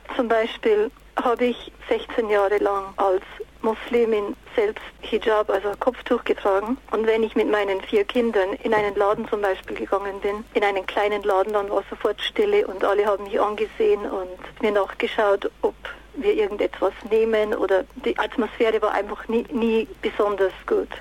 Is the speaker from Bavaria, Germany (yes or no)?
yes; Bavarian Forest, Germany; moved away as an adult; also born or lived in United States / Japan; now in England; ich bin im Bayerischen Wald geboren und mit 18 Jahren ging ich nach Amerika